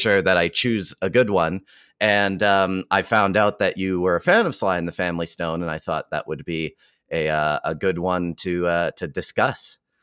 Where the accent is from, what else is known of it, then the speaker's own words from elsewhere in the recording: Calgary, Alberta, Canada; fellow Calgarian Floyd Snead